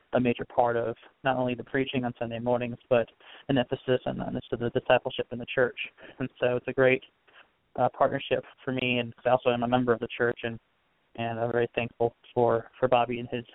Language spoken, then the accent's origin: English; Northeast, United States; And so we grew up in the Northeast